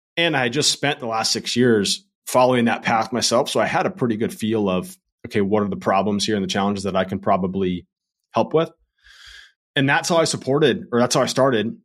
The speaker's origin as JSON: {"language": "English", "town": "Redondo Beach", "region": "California", "country": "United States", "tie": "born or raised there", "also_born_or_lived": "North Carolina", "moved": "as an adult", "said": "I grew up in Redondo Beach, California"}